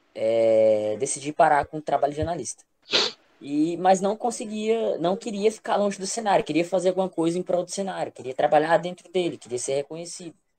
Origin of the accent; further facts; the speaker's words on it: Brejinho, Maranhão, Brazil; also born or lived in Teresina / Goiânia / Timon; eu nasci em Teresina, mas fui, fui criado em um interiorzinho no Maranhão, chamado Brejinho